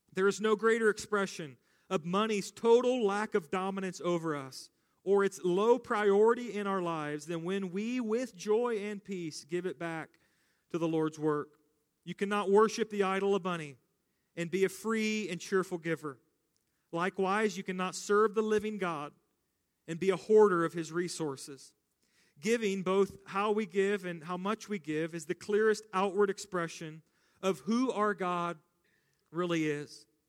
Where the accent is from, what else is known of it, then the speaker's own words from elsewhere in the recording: United States; American Christians